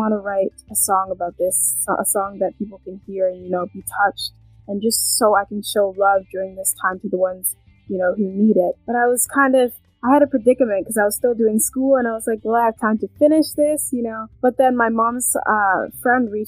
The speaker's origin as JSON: {"language": "English", "country": "Canada", "tie": "born or raised there", "also_born_or_lived": "London, England", "said": "I was born in England, London, England, but I am from Canada. I moved to Canada when I was"}